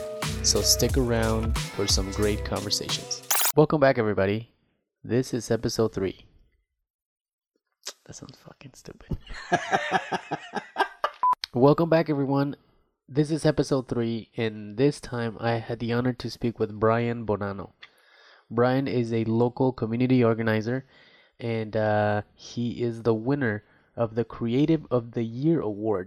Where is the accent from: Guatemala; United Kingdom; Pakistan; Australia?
Guatemala; now in Iowa, United States; I'm an immigrant from Guatemala and I've been living in the beautiful state of Iowa since 1995.